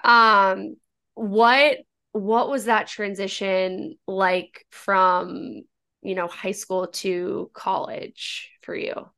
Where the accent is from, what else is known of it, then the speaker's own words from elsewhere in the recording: Northern Virginia, United States; I'm from Northern Virginia